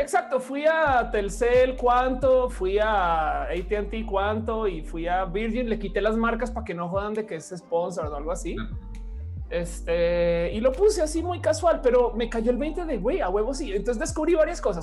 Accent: Mexico; en México tenemos internet móvil rebarato

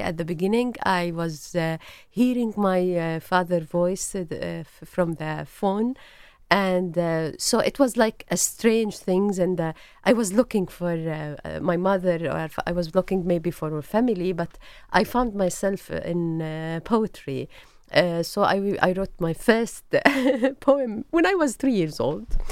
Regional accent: Jordan; English is a second language; moved away as an adult; also born or lived in Beirut, Lebanon / Tunis, Tunisia / Nablus, Palestine / Ramallah, Palestine; now in Jerusalem; I grew up in Jordan

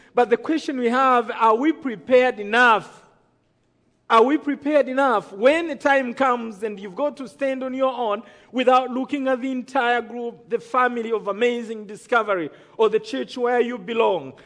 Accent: Rwanda; I come from Rwanda

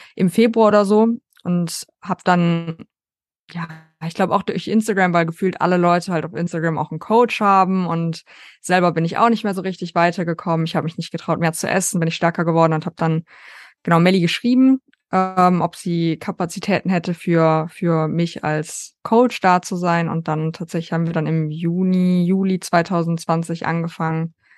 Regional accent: North Rhine-Westphalia, Germany; ich komme aus Deutschland, äh, NRW

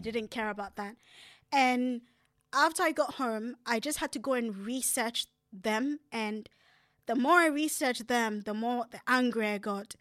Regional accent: Ghana; moved away; I grew up in Africa

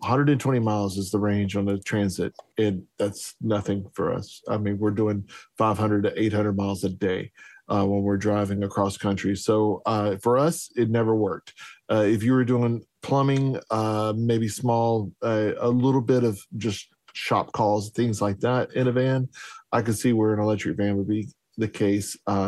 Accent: Texas, United States; Being a Texan and in Southeast Texas, where oil is king

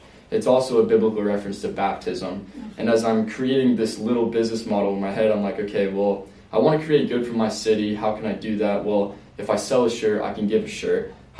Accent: Phoenix, Arizona, United States; I grew up in Phoenix, Arizona. I grew up in central-ish Phoenix

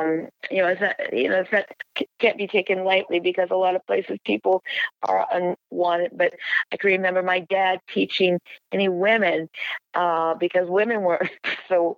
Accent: United States; I'm an American citizen.

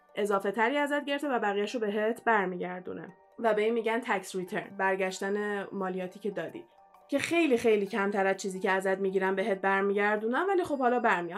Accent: Iran; moved away; من ایرانیم

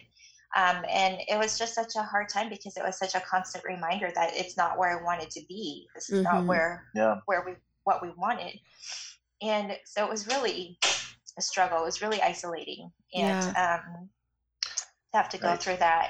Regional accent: Canada; moved away; I'm Canadian, so my family's in Canada, and so I was, you know, anticipating that I would go home

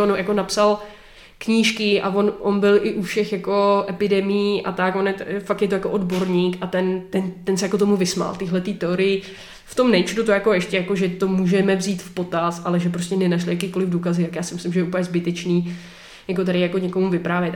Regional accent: Czechia; my jako Češi

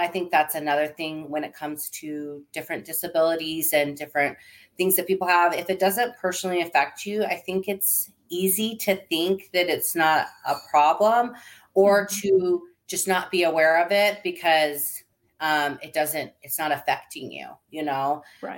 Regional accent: Seattle, Washington, United States; moved away as an adult; now in Arizona, United States; my husband and I grew up in Seattle area

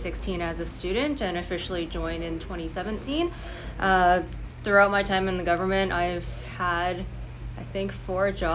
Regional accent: Vancouver, British Columbia, Canada; growing up in BC and Vancouver

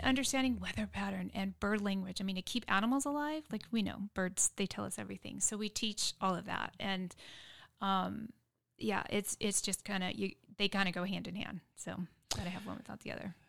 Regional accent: San Diego, California, United States; now in Dripping Springs, United States; I grew up in San Diego, concrete jungle

